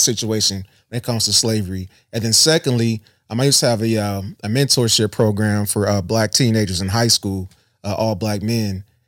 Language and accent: English; Columbus, Ohio, United States; also born or lived in Worthington, Ohio; I'm from Southside Columbus, Southfield